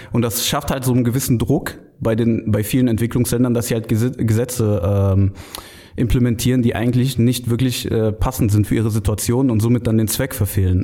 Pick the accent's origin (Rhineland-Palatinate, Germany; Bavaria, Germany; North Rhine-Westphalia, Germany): North Rhine-Westphalia, Germany; Düren; also born or lived in Aachen; gebürtiger Aachener, äh, aber in Düren aufgewachsen, im nahen und sehr, sehr schönen Düren